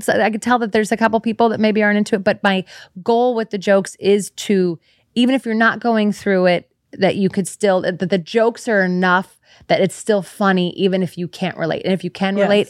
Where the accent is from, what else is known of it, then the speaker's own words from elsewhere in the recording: San Francisco, California, United States; I'm from San Francisco.